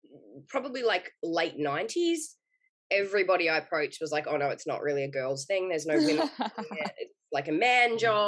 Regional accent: Victoria, Australia; moved away as an adult; now in Queensland, Australia; I'm originally from Victoria

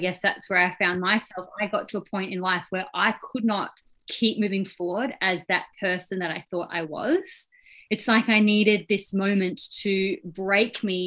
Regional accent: Australia; now in New Zealand; I live in New Zealand, but I was born and bred in Australia.

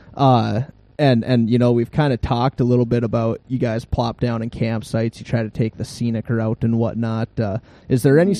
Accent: Grand Rapids, Minnesota, United States; I grew up in Grand Rapids, and we're on the caboose end of the Iron Range

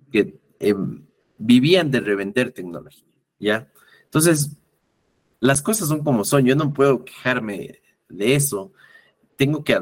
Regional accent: Ecuador; La primera parte es que como buen ecuatoriano hasta ahora, siento que sobre todo los, eh, llamémosles baby boomers, eh, que son nuestros padres, nuestros abuelos

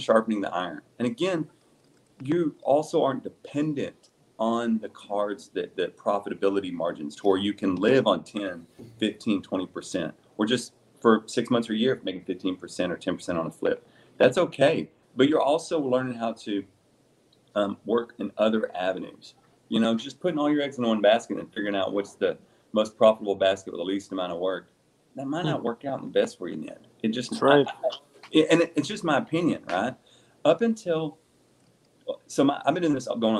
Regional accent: the South, United States; I used to build race motors for years when I was younger because I'm from the South

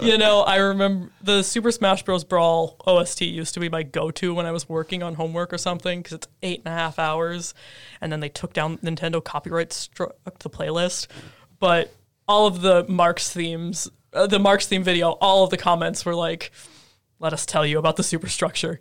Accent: Minnesota, United States; moved away as an adult; back home in Minnesota

